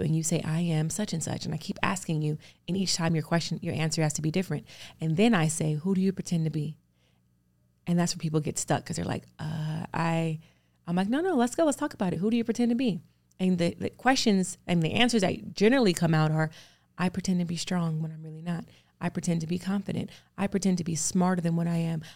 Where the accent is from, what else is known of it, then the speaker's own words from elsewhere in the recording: Los Angeles, California, United States; I grew up in California, luckily, in, um, L